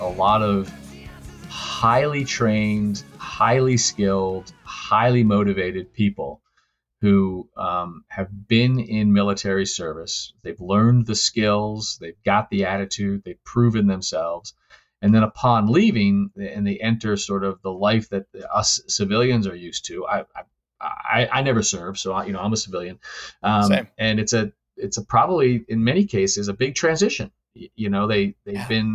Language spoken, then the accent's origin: English; New England, United States; I'm from New England